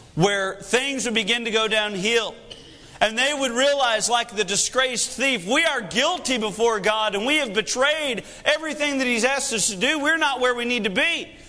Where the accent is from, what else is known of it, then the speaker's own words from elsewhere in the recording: United States; I am discouraged as an American